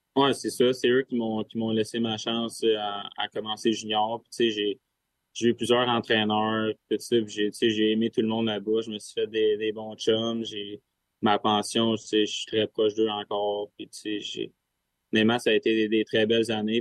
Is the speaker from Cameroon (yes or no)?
no; Sherbrooke, Quebec, Canada; On vient les deux de Sherbrooke, on s'entraîne ensemble